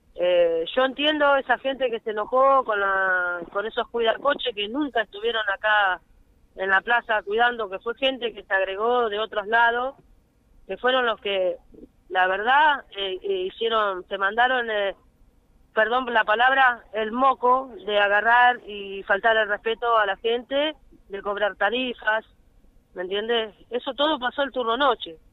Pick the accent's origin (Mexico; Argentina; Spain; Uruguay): Argentina; somos argentinos también